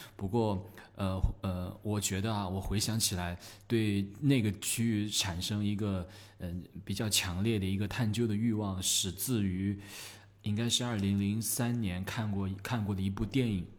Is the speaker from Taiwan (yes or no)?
no; China; 对于我们中国人来讲